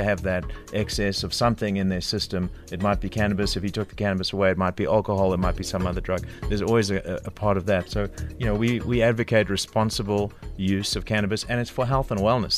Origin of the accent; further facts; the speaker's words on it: Durban, KwaZulu-Natal, South Africa; I grew up in Durban